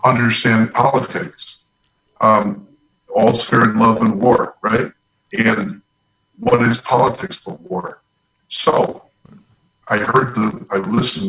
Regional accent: Chicago, Illinois, United States; I'm from Chicago

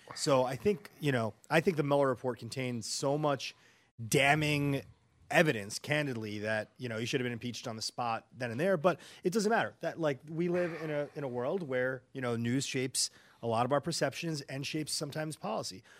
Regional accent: New York, United States; I'm from New York. I grew up there, you know, in the 80s, 90s

